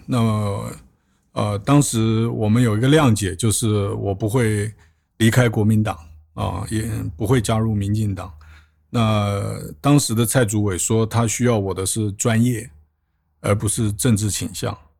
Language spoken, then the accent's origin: Chinese; Taiwan; moved away as an adult; also born or lived in Washington, D.C., United States; 我在台湾出生长大，呃，大学毕业以后接着念研究所，然后在当兵